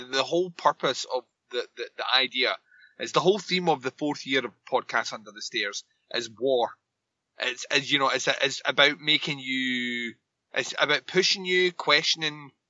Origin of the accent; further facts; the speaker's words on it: Scotland, United Kingdom; I'm Scottish.